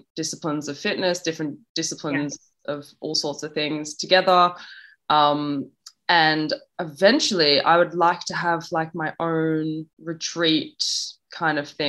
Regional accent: Australia; moved away; also born or lived in London; my mum's Jamaican, I'm from Australia, I have an English passport, you know, so I'm kind of like dotted all around the world

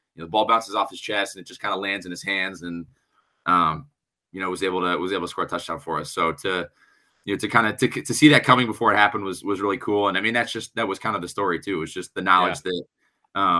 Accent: Des Moines, Iowa, United States; now in Minnesota, United States; my hometown

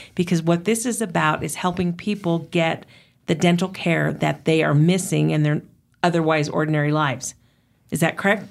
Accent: United States; being an American

